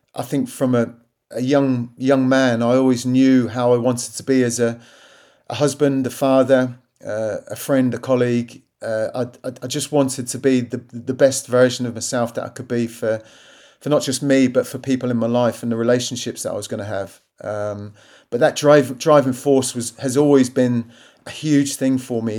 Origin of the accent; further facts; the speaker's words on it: Southampton, South East England, United Kingdom; my hometown club